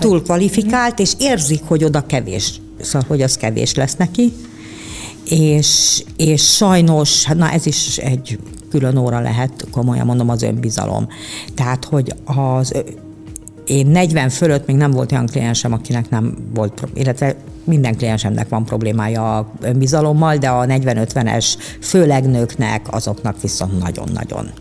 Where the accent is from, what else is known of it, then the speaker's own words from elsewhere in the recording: Budapest, Hungary; én egy pesti lány vagyok